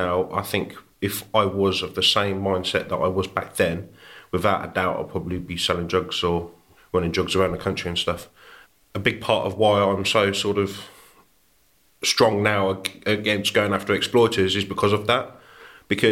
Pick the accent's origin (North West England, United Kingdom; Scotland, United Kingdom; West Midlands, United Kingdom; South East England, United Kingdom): West Midlands, United Kingdom; Warwickshire; also born or lived in Birmingham; So I was born in Birmingham. We ended up moving over the border into Warwickshire.